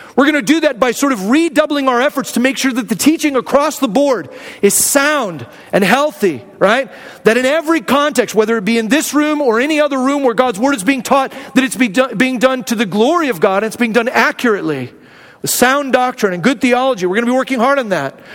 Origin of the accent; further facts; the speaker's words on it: Arizona, United States; moved away; also born or lived in Hume Lake, California; I grew up in Arizona